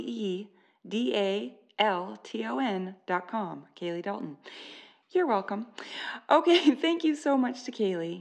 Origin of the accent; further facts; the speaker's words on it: Canada; I'm Canadian.